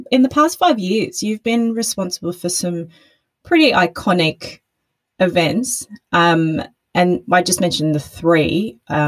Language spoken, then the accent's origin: English; Brisbane, Queensland, Australia; I grew up in Brisbane